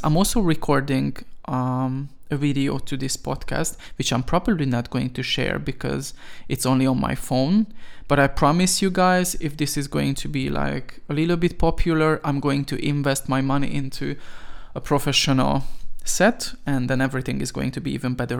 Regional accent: Veszprém, Veszprém County, Hungary; I was born in Hungary, nineteen ninety-two, in Veszprém, to be more specific

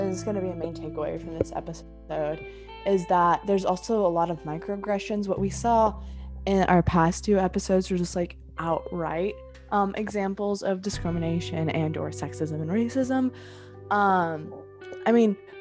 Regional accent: Houston, Texas, United States; now in Dallas, United States; I'm originally from Houston as well.

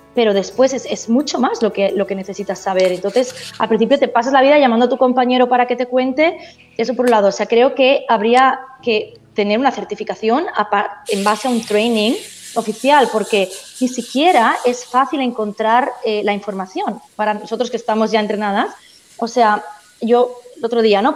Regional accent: Barcelona, Catalonia, Spain; moved away as an adult; also born or lived in Melbourne, Australia; now in Australia; yo soy de, soy de Barcelona, de España, y llegué hace siete años a Australia

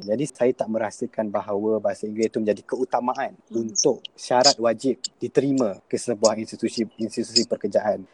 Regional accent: Malaysia; kita sebagai rakyat Malaysia

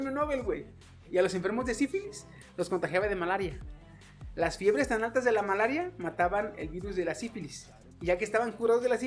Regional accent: Mexico; Somos mexicanos, cabrón. Somos mexicanos. O sea.

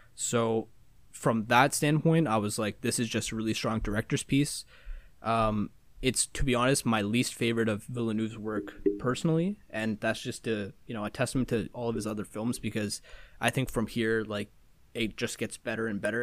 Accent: Toronto, Ontario, Canada; my hometown of Toronto

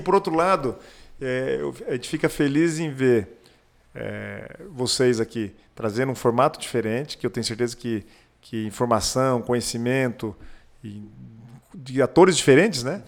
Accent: Pato Branco, Paraná, Brazil; also born or lived in Maringá / Joinville; Eu sou nascido em Maringá, criado em Pato Branco

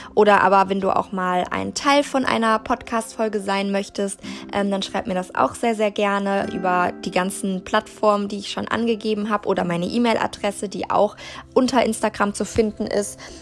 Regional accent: Germany; born or raised there

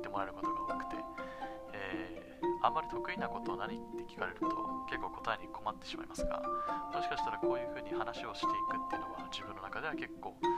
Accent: Japan; 生まれも育ちも日本ですね

